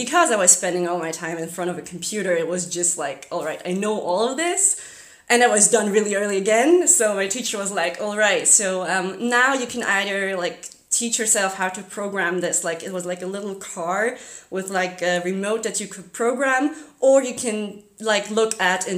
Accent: Zurich, Switzerland; first language German; English is a second language; I'm from Zurich, Switzerland.

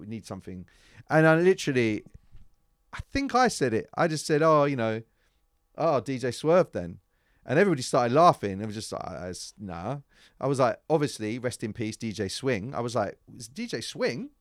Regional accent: London, United Kingdom; I was from London

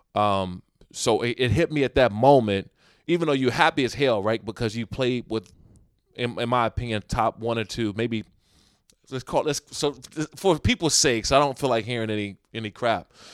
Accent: United States; moved away

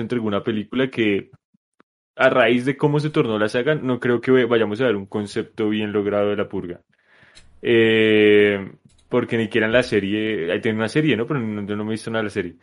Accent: Colombia; yo como buen colombiano

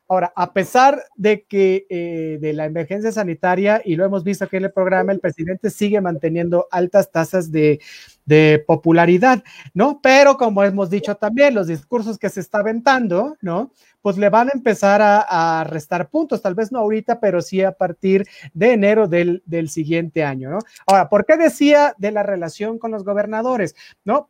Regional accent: Mexico; nosotros como mexicanos

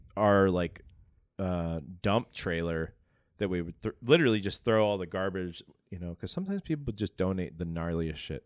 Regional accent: Atlanta, Georgia, United States; I grew up in Atlanta

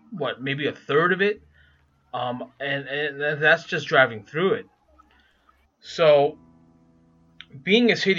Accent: New York City, New York, United States; accent: Brooklyn; I grew up in New York City

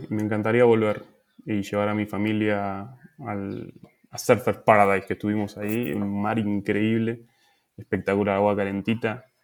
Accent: Argentina; moved away

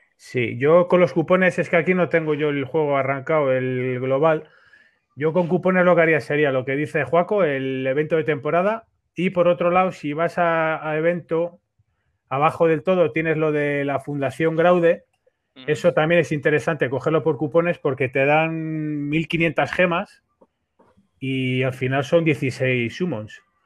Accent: Spain; somos todos de España

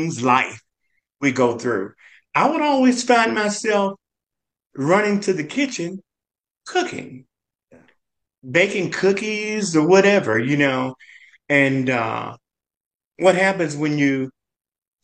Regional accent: Memphis, Tennessee, United States; Growing up in Memphis

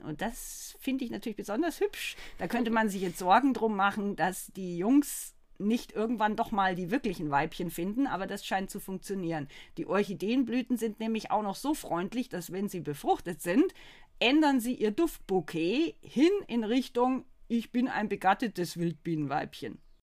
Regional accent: Bavaria, Germany; moved away as an adult; also born or lived in Baden-Württemberg; now in North Rhine-Westphalia, Germany; Ich komme ja aus Bayern.

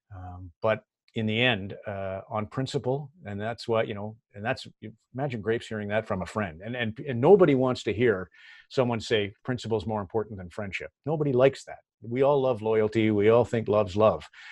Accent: Red Deer, Alberta, Canada; moved away; I grew up, I grew up in Red Deer

